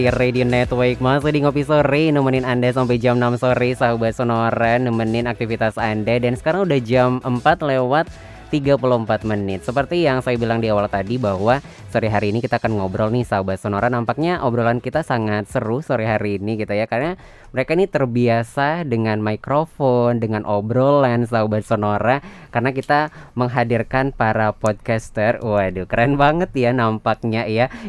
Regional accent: Ubud, Bali, Indonesia; aku dari Ubud

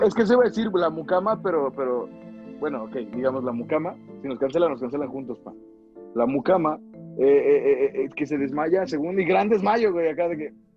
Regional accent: Mexico; como mexicanos

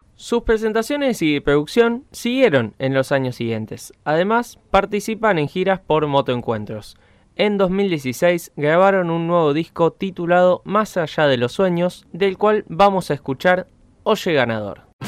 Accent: Rosario, Santa Fe, Argentina; nuestra identidad como rosarinos y rosarinas

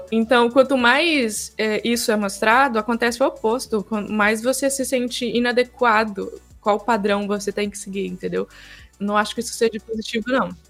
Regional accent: Goiás, Brazil; now in Rio de Janeiro, Brazil; eu vim de Goiás, eu, eu via uma coisa e aqui no Rio eu vejo outra coisa

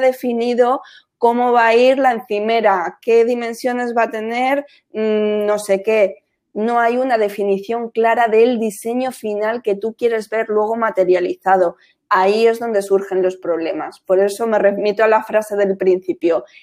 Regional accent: Madrid, Community of Madrid, Spain; moved away; also born or lived in Costa del Sol; claro que soy española, yo soy de Madrid, del barrio de Manoteras, de Hortaleza

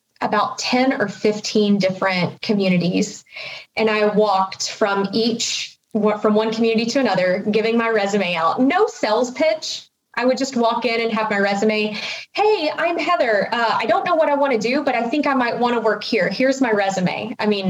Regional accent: Fort Worth, Texas, United States; also born or lived in Arkansas; I'm originally from Fort Worth, but went to college in Arkansas

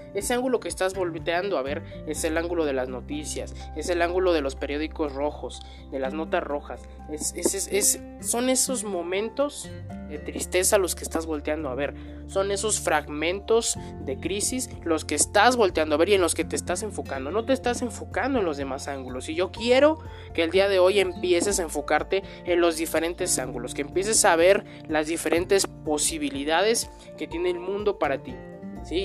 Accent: Mexico; así somos los mexicanos

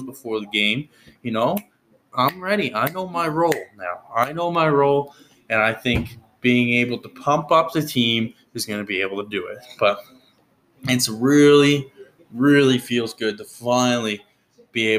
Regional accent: New Brunswick, Canada; I grew up in New Brunswick

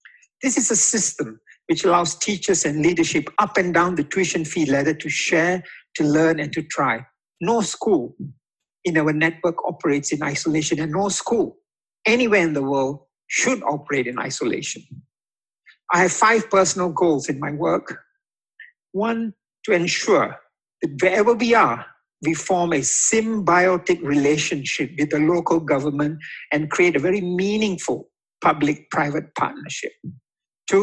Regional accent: Singapore; also born or lived in Indonesia; As a Singaporean and a son of a humble doorman

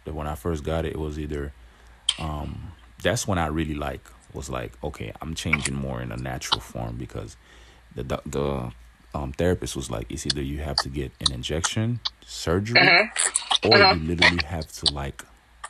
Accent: Haiti; now in United States; I was raised in Haiti a little bit

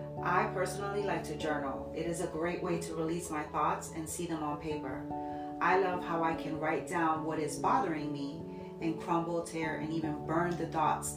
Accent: Jersey City, New Jersey, United States; now in Ohio, United States; born and raised in Jersey City, currently living in Ohio for some time now

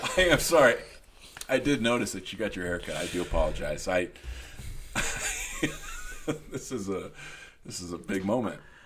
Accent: Junction City, United States; born or raised there

